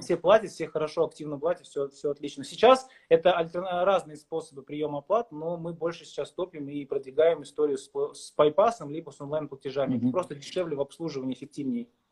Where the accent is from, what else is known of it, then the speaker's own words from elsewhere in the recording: Kazakhstan; moved away as an adult; also born or lived in Saint Petersburg, Russia; я в 2007 году приехал в студенческое общежитие в Питере, я из Казахстана.